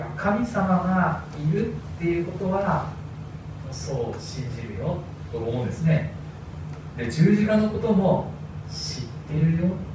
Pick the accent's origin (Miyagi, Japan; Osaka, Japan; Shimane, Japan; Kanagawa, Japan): Miyagi, Japan; Sendai; also born or lived in Tokyo; 私の生まれは東京ということなんですでも私が2歳になる前に父の転勤で仙台に引っ越しましたでそれ以来ずっと、まあ、大人になるまでですね私は仙台で育ちました